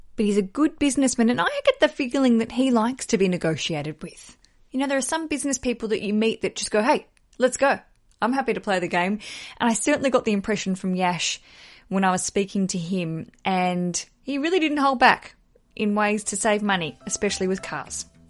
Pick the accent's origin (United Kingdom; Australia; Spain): Australia; Tasmania; moved away; also born or lived in Melbourne; I grew up in Tasmania